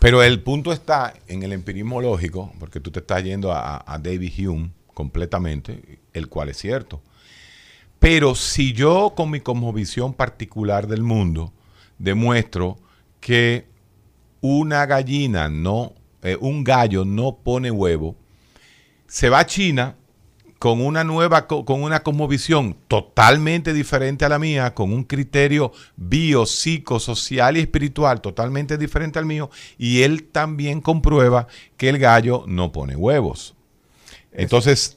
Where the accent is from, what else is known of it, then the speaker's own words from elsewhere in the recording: Dominican Republic; si yo voy como dominicano